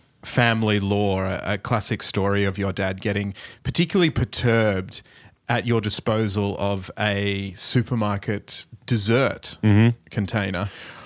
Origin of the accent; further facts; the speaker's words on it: Sydney, New South Wales, Australia; as a lifelong Sydney-sider